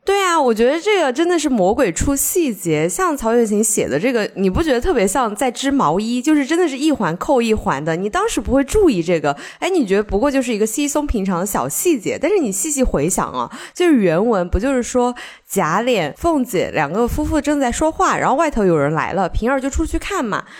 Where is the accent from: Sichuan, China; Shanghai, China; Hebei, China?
Sichuan, China; accent: Sichuanese; 我们四川话